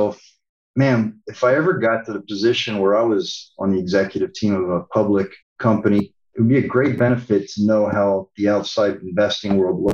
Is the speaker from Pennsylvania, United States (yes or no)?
yes; Pennsylvania, United States; moved away; We're both from Pennsylvania